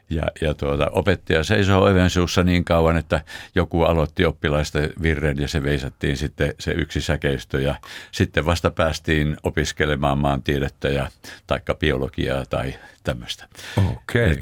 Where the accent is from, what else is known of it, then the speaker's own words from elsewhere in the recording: Nivala, North Ostrobothnia, Finland; Mä oon syntynyt siellä Nivalassa Kalajoki Laaksossa, Kalajoen rannalla oikeastaan oli meidän kotimme